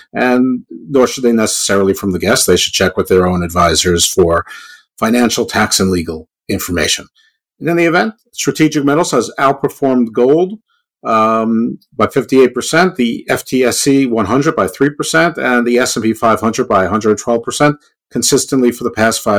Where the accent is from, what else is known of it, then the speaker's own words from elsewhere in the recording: United States; I'm American.